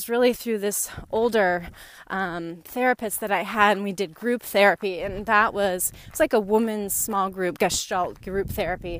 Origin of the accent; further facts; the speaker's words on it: Northern California, United States; I grew up in Northern California, a single mom and my sister and myself